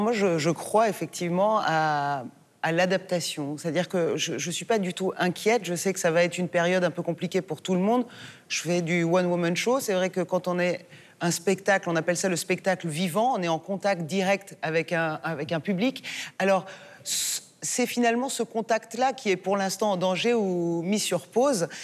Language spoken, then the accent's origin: French; France; also born or lived in Iran (ancestry); en tant que française d'origine iranienne